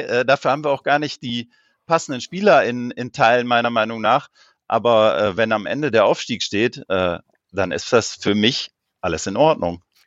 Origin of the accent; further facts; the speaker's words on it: Rheine, North Rhine-Westphalia, Germany; ich komme aus Rheine, das liegt äh, bei Münster.